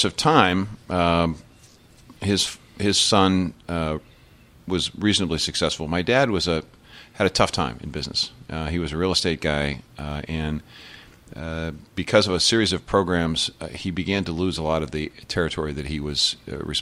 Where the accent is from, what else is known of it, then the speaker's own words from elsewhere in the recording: Pittsburgh, Pennsylvania, United States; moved away; also born or lived in Iowa; I started out at an orphanage that was in Pittsburgh, Pennsylvania